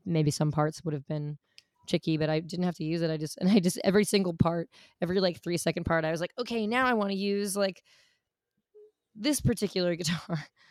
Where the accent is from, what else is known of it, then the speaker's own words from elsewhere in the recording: New York City, New York, United States; I grew up in New York City